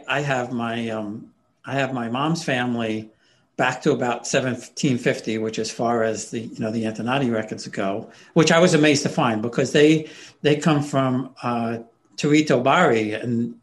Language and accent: English; United States; I'm Italian and we're all Italian and, or we're Italian Americans. But really, the Italians just see we're Americans